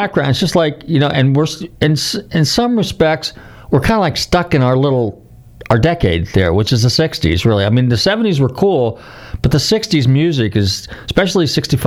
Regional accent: Marin County, California, United States; I grew up in Marin County

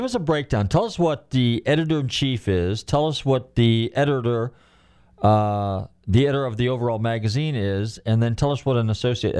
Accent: Marin County, Northern California, United States; moved away; I'm from Northern California originally, so I'm from Marin County.

